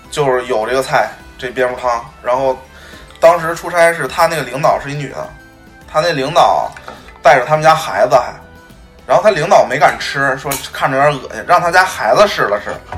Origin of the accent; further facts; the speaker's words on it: Northeast China, China; 我记得小的时候在东北，在那个农村，去一个什么远房亲戚家里